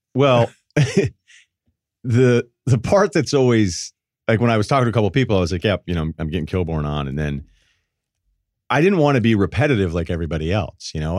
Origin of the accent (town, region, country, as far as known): Martha's Vineyard, Massachusetts, United States; born or raised there; also born or lived in Hartford, Connecticut